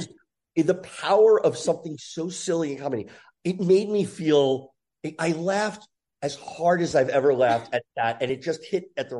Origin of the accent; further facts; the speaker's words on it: New Jersey, United States; I grew up in Jersey.